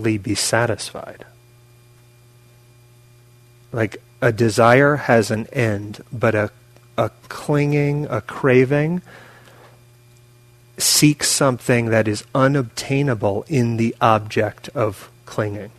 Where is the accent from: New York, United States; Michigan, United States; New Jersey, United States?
New York, United States; moved away; also born or lived in California; I grew up in New York, and I was in California at the time, but I grew up there.